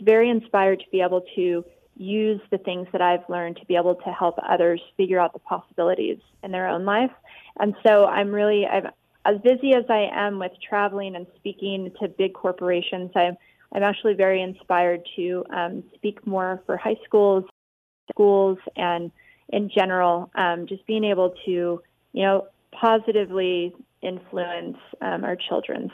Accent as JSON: {"language": "English", "town": "Las Vegas", "region": "Nevada", "country": "United States", "tie": "born or raised there", "said": "growing up in Vegas"}